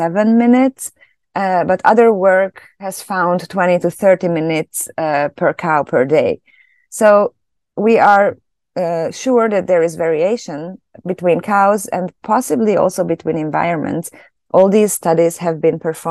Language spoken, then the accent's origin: English; Hungary; moved away as an adult; also born or lived in Germany; now in Canada; I'm originally from Hungary, so that's where I studied.